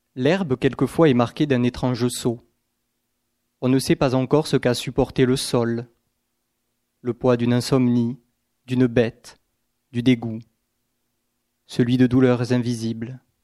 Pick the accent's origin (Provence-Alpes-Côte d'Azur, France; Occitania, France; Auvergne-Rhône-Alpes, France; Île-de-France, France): Occitania, France; Aveyron; also born or lived in Gers; les paysages de mon enfance, donc plutôt en Aveyron